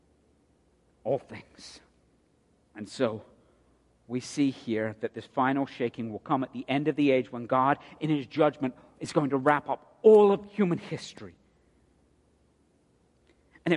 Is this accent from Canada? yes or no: no; United Kingdom; now in United States; a Brit